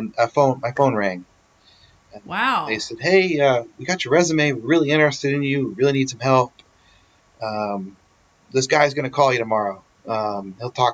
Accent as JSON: {"language": "English", "region": "Kansas", "country": "United States", "tie": "born or raised there", "also_born_or_lived": "San Diego", "moved": "yes", "said": "I grew up in Kansas"}